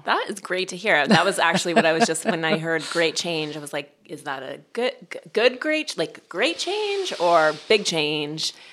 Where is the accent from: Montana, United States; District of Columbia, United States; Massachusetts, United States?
Montana, United States; Butte; I grew up in Montana and Butte